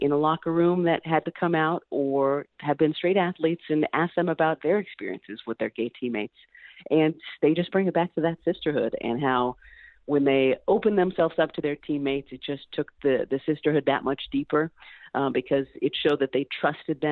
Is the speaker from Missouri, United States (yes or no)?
no; Central Valley, California, United States; I'm from the Central Valley